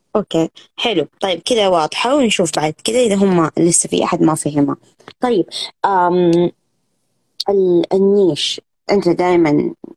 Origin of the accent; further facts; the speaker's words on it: Saudi Arabia; عندنا في السعودية